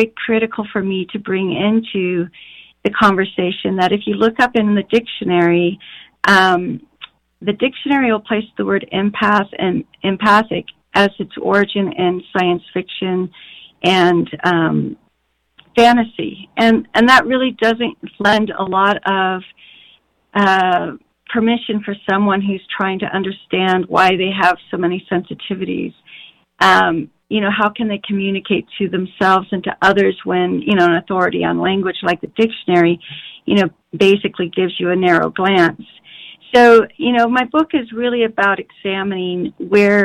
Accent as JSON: {"language": "English", "region": "Colorado", "country": "United States", "tie": "born or raised there", "said": "I grew up in Colorado"}